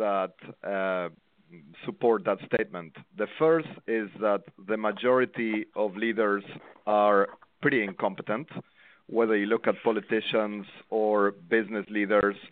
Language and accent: English; Argentina; moved away; I'm from Argentina